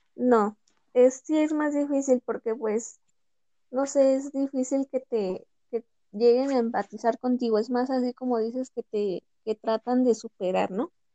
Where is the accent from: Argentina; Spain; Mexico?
Mexico; Pachuca, Hidalgo; yo soy de aquí de Pachuca